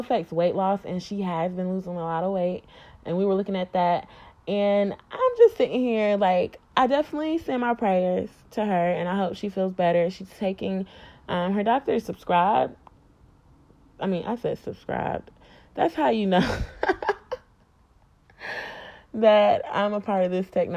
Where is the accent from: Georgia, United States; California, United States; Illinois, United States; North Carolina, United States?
North Carolina, United States; NC, my home state